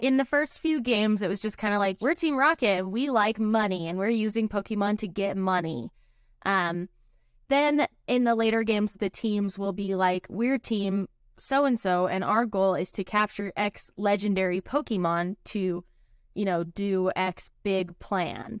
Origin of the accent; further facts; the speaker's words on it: United States; we're American